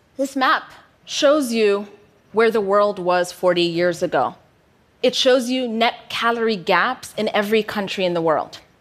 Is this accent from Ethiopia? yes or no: yes; Ethiopia; moved away as an adult; also born or lived in United States; when I moved from Ethiopia to the US for university. Upon my return back home